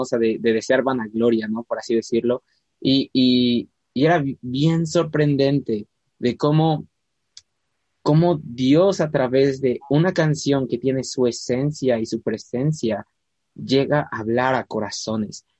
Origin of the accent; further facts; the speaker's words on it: Puebla, Mexico; Puebla, de donde yo soy